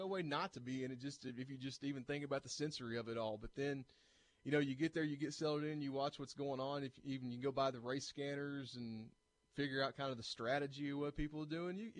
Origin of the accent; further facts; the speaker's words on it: Bristol, Tennessee, United States; moved away; That's right, born and raised. I'm originally from Bristol, Tennessee.